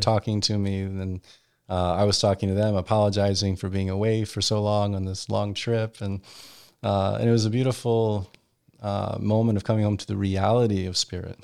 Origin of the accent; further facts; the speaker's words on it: Virginia Beach, Virginia, United States; moved away as an adult; also born or lived in Europe; now in Washington, D.C., United States; growing up in Virginia Beach